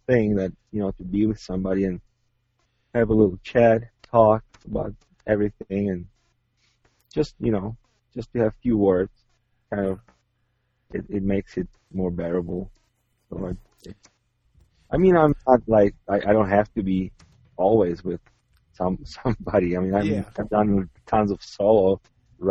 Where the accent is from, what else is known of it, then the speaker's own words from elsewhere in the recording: Czechia; moved away; I'm originally from Czech Republic